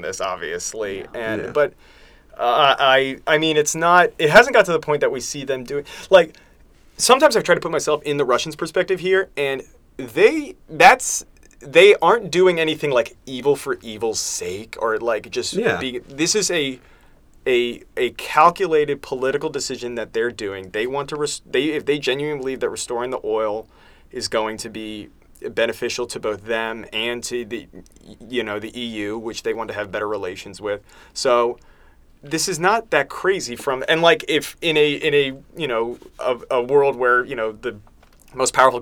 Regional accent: United States; we're from the United States here

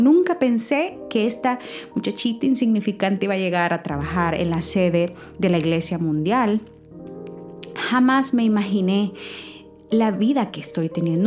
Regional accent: San Miguel, El Salvador; now in United States; el pueblo que vengo de San Miguel, El Salvador, em, y con las limitaciones que nos crecimos

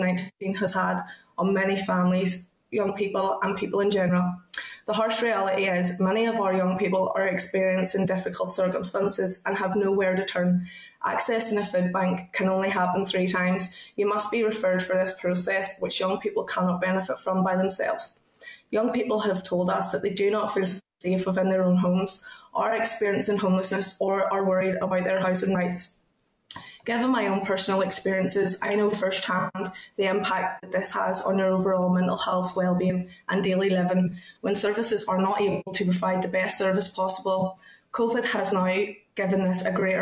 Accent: Ballymena, Northern Ireland, United Kingdom; I'm 26 and I'm from Ballymena.

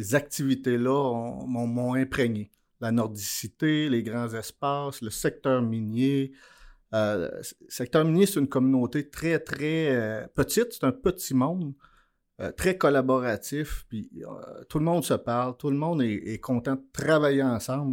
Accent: Abitibi-Témiscamingue, Quebec, Canada; je suis né en Abitibi-Témiscamingue

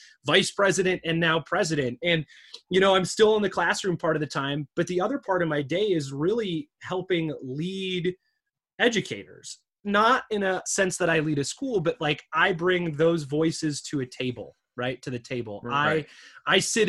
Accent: Michigan, United States; I'm from Michigan. My dad was a UAW member.

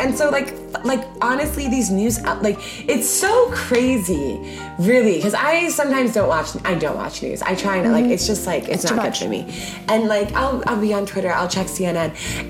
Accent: Ghana; I just love being Ghanaian so much, so I still wanna be Ghanaian.

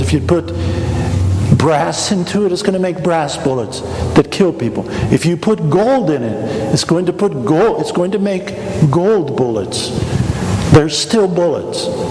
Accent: Wichita, Kansas, United States; moved away; I grew up in Wichita, Kansas, not far from McConnell Air Force Base

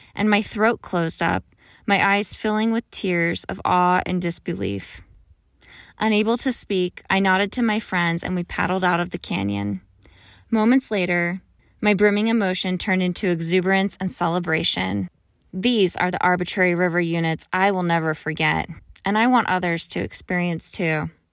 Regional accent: Pennsylvania, United States; moved away; Growing up in Pennsylvania

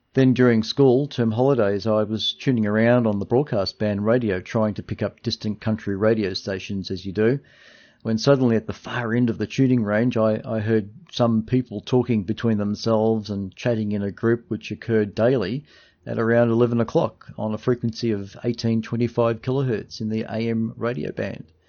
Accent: Dandenong, Victoria, Australia; I was born in Dandenong, uh, suburb of Melbourne in nineteen sixty and have lived in Dandenong for most of my life

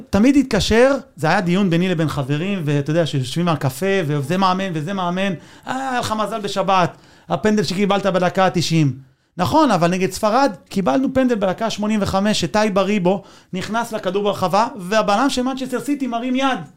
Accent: Israel; אני, אני ישראלי, אבל בלב אני ארגנטינאי

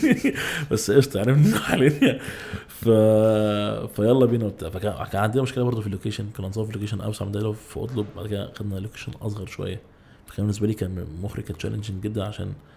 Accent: Egypt; احنا عندنا في مصر

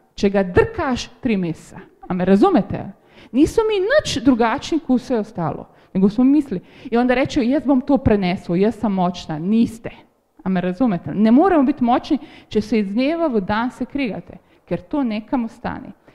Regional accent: Slovenia; smo Slovenci

